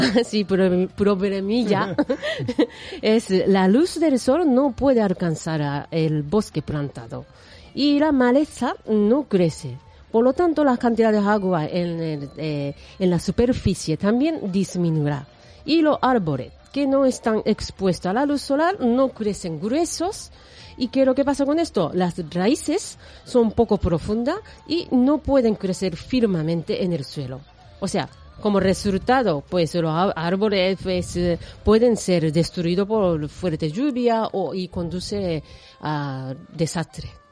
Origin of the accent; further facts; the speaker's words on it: Japan; moved away; yo soy de Japón